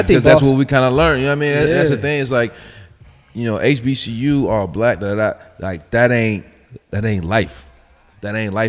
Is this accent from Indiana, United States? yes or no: yes; Gary, Indiana, United States; I grew up in Gary, like 89% Black.